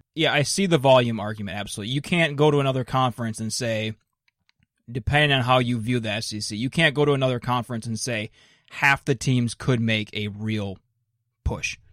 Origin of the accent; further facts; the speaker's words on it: Minnesota, United States; I grew up in Minnesota